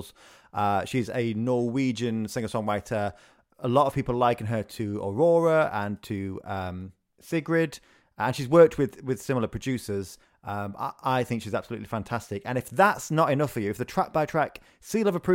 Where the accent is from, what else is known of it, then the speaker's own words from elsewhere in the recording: Yorkshire and the Humber, United Kingdom; I'm from South Yorkshire.